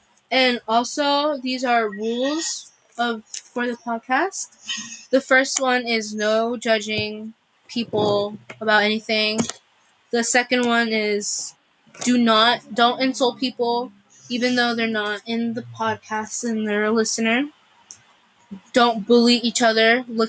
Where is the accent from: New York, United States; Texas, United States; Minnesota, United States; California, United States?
California, United States; Los Angeles; I'm from Los Angeles, California.